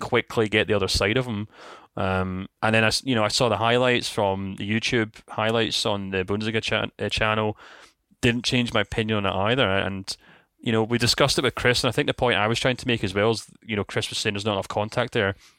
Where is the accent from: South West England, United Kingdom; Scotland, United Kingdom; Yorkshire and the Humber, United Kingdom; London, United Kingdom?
Scotland, United Kingdom; we're Scottish